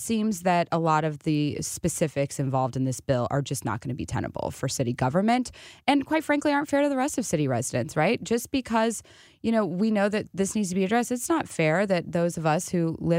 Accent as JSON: {"language": "English", "town": "Jefferson City", "region": "Missouri", "country": "United States", "said": "I'm from Jefferson City"}